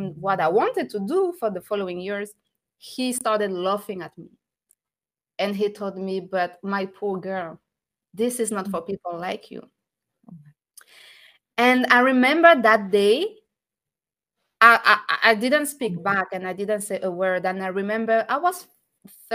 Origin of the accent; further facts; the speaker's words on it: France; moved away; I'm French. I was born and raised in France, but I'm from North African background. I'm from originally from Tunisia